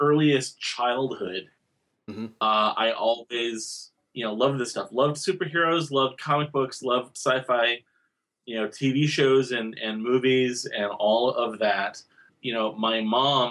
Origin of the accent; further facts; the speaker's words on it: Owatonna, Minnesota, United States; I was growing up in Owatonna, Minnesota